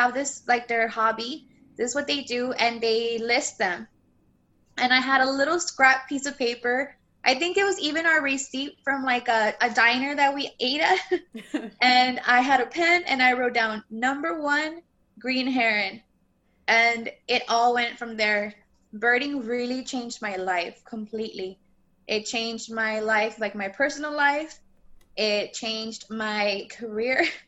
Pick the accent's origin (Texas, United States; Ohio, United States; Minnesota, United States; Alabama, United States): Texas, United States; Rio Grande Valley, South; I am from the Rio Grande Valley. That means I'm South Texas